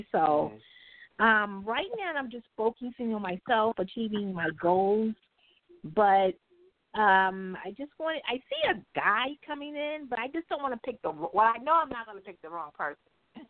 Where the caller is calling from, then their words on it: New York, United States; I'm calling from Manhattan.